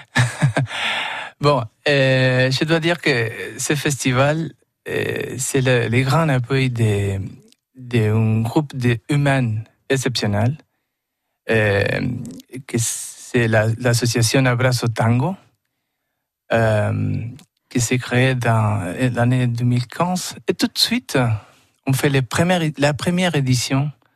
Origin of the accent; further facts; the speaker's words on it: Buenos Aires, Argentina; French is a second language; moved away; je suis né à Buenos Aires